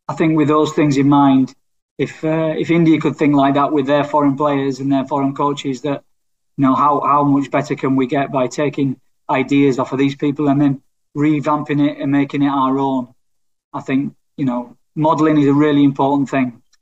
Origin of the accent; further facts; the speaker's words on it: England, United Kingdom; as an Englishman